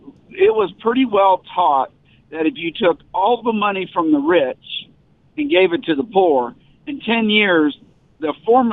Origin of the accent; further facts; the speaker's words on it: the South, United States; I grew up in the South